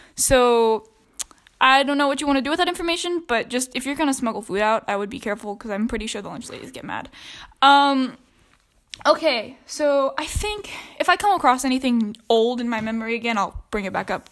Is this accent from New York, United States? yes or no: no; Georgia, United States; I'm from Georgia